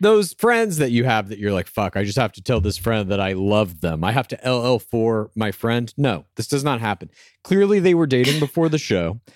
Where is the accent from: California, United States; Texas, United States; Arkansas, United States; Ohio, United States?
Texas, United States; Dallas; where I grew up. uh, in the suburbs of Dallas, Texas